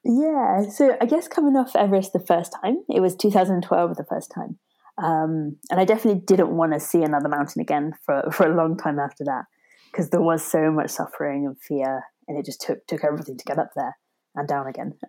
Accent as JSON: {"language": "English", "town": "Torbay", "region": "South West England", "country": "United Kingdom", "tie": "born or raised there", "said": "I grew up in South Devon, um, a place called Torbay"}